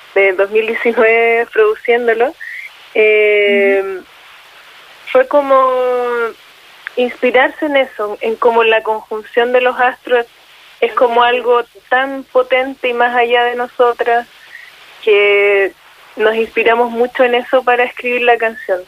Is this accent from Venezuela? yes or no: no; Chile; las personas hemos estado cambiando como chilenas, chilenas